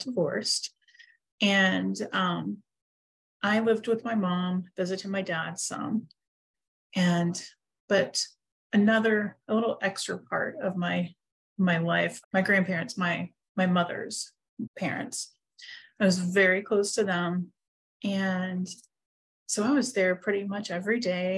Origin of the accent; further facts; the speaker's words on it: Huntington, West Virginia, United States; moved away as an adult; now in Pittsburgh, United States; I am not from Pittsburgh. I've lived here for about 9.5 years, probably. I am from Huntington, West Virginia